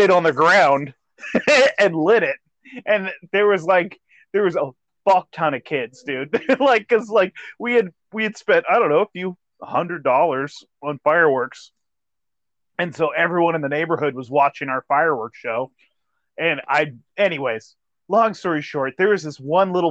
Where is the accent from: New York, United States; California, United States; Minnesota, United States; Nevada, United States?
California, United States; moved away; I'm from California